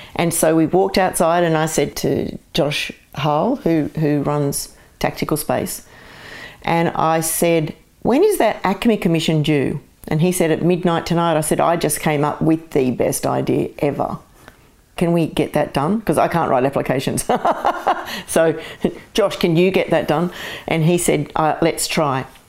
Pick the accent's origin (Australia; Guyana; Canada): Australia; Castle Hill, New South Wales; born or raised there; also born or lived in Glasgow, Scotland / Parramatta, Australia